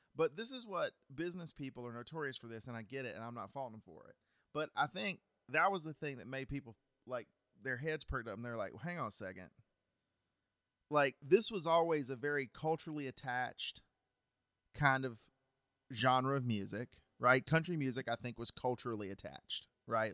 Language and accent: English; Cartersville, Georgia, United States; I am from Cartersville, Georgia